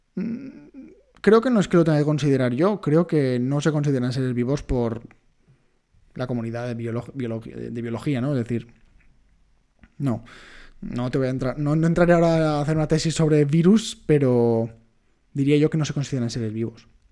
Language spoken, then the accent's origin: Spanish; Majorca, Balearic Islands, Spain; yo soy mallorquín